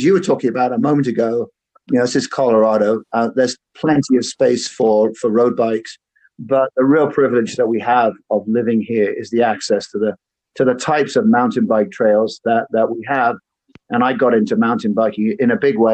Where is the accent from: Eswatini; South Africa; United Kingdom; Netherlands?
United Kingdom; moved away as an adult; now in United States; I'm also a Brit. I've lived over here in the US for 20 years at this point.